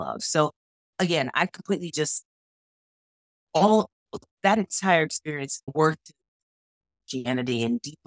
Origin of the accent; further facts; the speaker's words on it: New York, United States; I grew up, born and raised in New York, grew up pretty much in church all the time